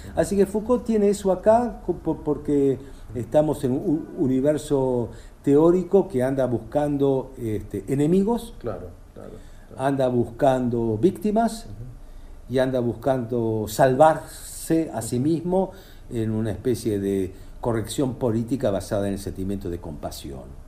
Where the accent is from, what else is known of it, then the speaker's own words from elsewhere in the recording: Argentina; Yo soy argentino, yo vivo acá